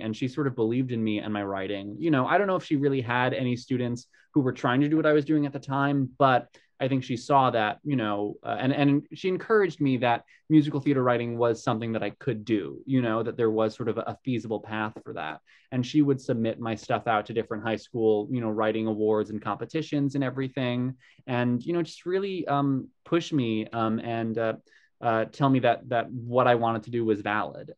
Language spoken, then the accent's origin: English; Long Island, New York, United States; I grew up on Long Island, which is, you know, a 40 minute train ride from the city